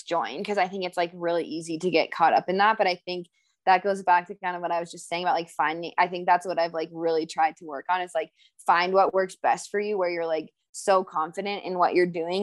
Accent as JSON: {"language": "English", "region": "Colorado", "country": "United States", "tie": "born or raised there", "said": "I'm from Colorado"}